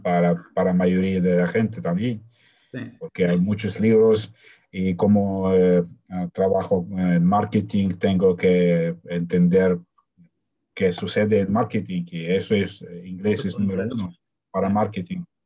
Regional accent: Ukraine; first language Russian; Spanish is a second language; yo nací en Ucrania

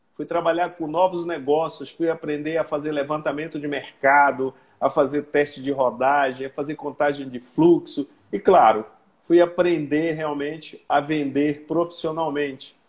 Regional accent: Belém, Pará, Brazil; moved away as an adult; also born or lived in Tocantins; now in Porto Velho, Brazil; Eu sou paraense, sou belenita, nasci em Belém já há valorosos 60 anos.

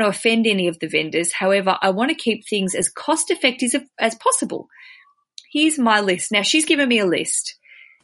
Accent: Australia; as an Aussie

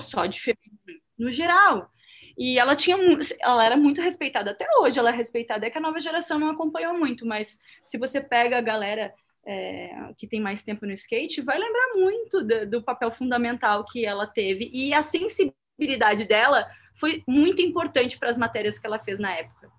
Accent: Porto Alegre, Rio Grande do Sul, Brazil; moved away as an adult; now in São Paulo, Brazil; eu não sou de São Paulo, eu moro atualmente em São Paulo há sete anos, mas eu sou de Porto Alegre

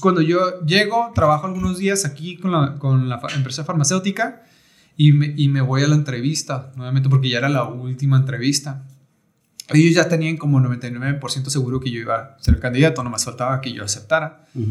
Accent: Rosarito, Baja California, Mexico; also born or lived in Tijuana; soy nacido en Tijuana. Nacido en Tijuana, pues porque en Rosarito en aquellos tiempos no, no había hospitales

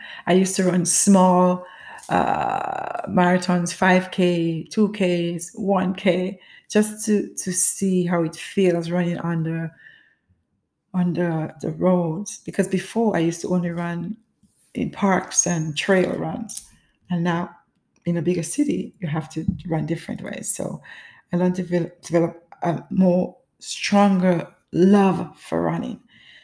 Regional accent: Grenada; As a child growing up in the Caribbean, which is Grenada

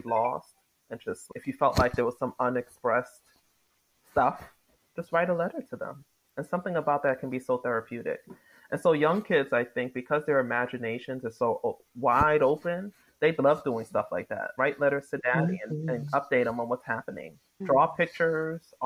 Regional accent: New York City, New York, United States; I grew up in New York City

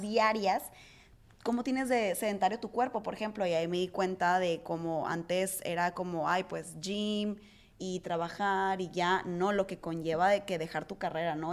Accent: Mazatlán, Sinaloa, Mexico; born or raised there; moved away as an adult; also born or lived in New York; now in Mazatlán, Mexico

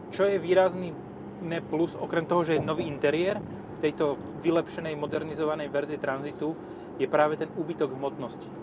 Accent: eastern Slovakia, Slovakia; ja mám u nás, u nás na východe haciendu, hej.

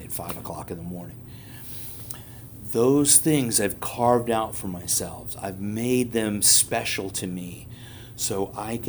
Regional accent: New York City, New York, United States; I'm a New Yorker. I grew up in New York City

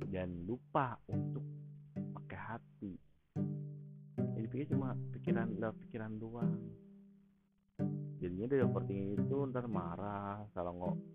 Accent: Java, Indonesia; negatif negatif ya bukan negatif gue bukan orang Sunda gue orang Jawa negatif pakai

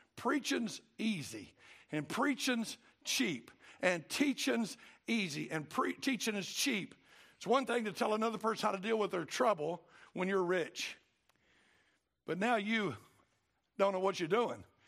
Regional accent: Cartersville, Georgia, United States; I'm from Cartersville

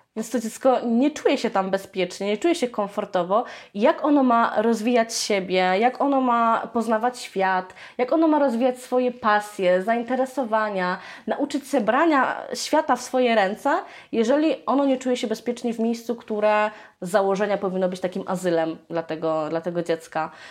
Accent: Lublin, Lublin Voivodeship, Poland; u nas w Lublinie

